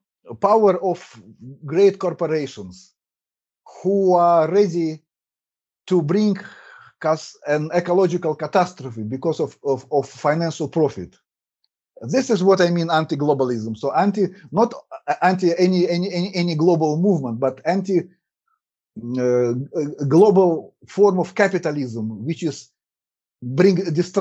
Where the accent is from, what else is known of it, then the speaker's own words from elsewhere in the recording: Russia; first language Russian; English is a second language; My streams also in Russian, because as I said, my native language is Russian.